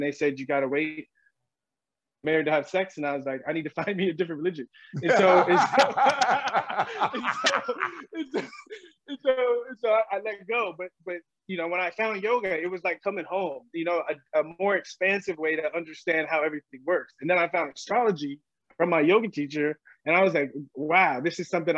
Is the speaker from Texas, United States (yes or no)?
no; San Diego, California, United States; moved away as an adult; I grew up in San Diego